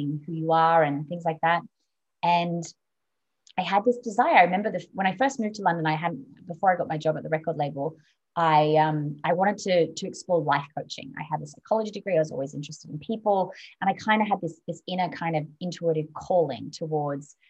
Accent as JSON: {"language": "English", "town": "Sydney", "region": "New South Wales", "country": "Australia", "tie": "born or raised there", "moved": "yes", "said": "I was raised in Sydney, Australia."}